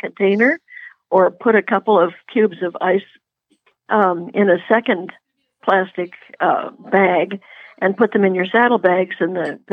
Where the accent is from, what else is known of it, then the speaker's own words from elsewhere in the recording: Puget Sound, Washington, United States; moved away; I grew up on Puget Sound